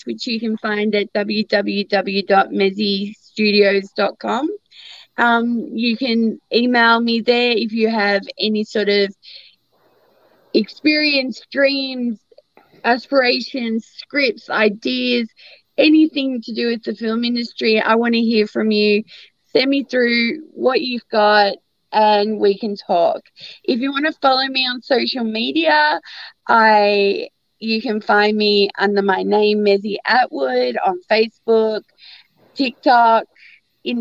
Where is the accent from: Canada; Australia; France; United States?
Australia; I'm Australian.